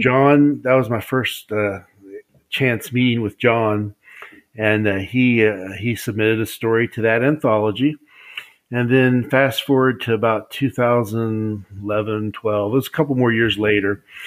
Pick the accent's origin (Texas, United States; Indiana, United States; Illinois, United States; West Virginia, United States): West Virginia, United States; I'm from West Virginia